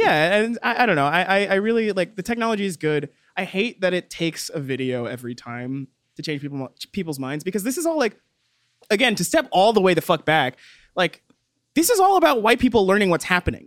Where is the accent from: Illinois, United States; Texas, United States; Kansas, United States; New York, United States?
Texas, United States; I grew up in Texas. I know what Texan cops are like.